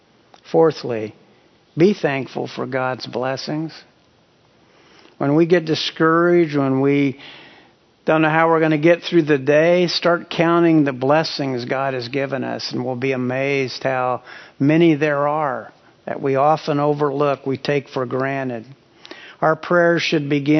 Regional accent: Hutchinson, Kansas, United States; moved away; My hometown of Hutchinson, Kansas, has the Cary salt mines

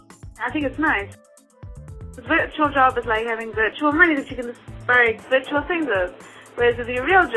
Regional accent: South Africa; now in Miami, United States; I'm 26. I live in Miami. I'm originally from South Africa

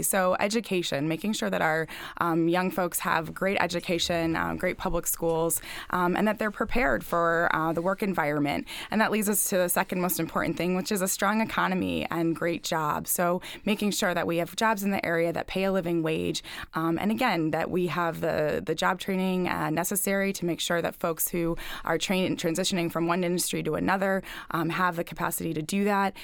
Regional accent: Lancaster County, Manheim Township, Pennsylvania, United States; I grew up in Lancaster County, went to Manheim Township High School

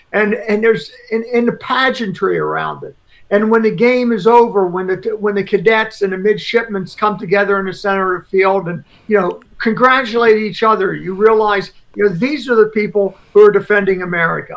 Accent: central Pennsylvania, United States; I grew up in Pennsylvania, in central Pennsylvania, so not that far from Philadelphia

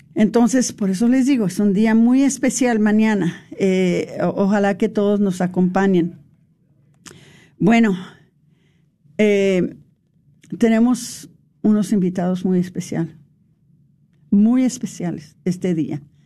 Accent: Mexico; para nosotros como los mexicanos

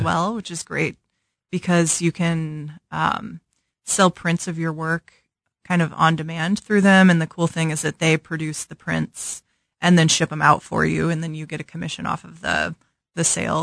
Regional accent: St. Louis, Missouri, United States; moved away as an adult; also born or lived in Chicago / Lawrence, Kansas; now in Kansas City, United States; I grew up in Saint Louis

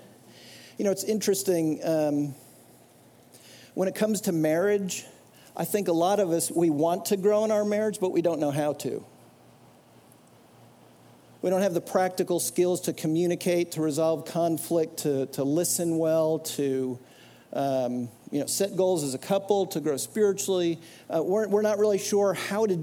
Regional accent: New Jersey, United States; I grew up in New Jersey going to this church

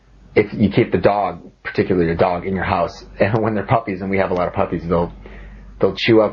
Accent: Minnesota, United States; I'm from the USA, from Minnesota.

